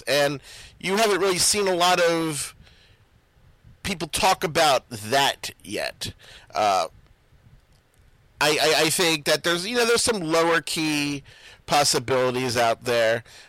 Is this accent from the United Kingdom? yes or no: no; Baltimore, Maryland, United States; I'm from Baltimore, so I'm programmed to be optimistic.